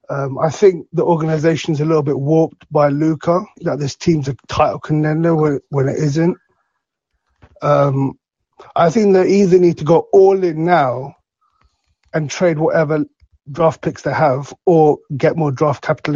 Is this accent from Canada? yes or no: no; London, United Kingdom; I'm from London. It's 5 o'clock in the morning.